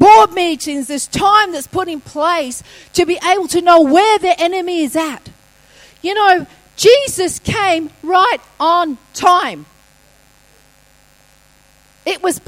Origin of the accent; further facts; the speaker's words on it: England, United Kingdom; moved away; as a kid, I grew up in England